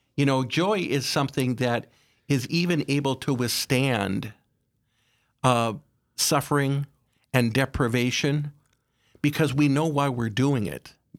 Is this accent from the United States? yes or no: yes; Aberdeen, South Dakota, United States; I was raised in Aberdeen, uh, by my parents